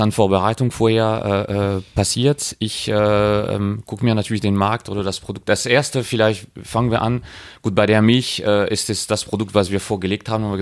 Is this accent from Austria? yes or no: no; France; German is a second language; now in Germany; Und ich bin ja äh, Franzose, äh, zwar sehr lange in Deutschland unterwegs, aber ähm, ich habe diese Initiative Sekil Patron in Frankreich entdeckt.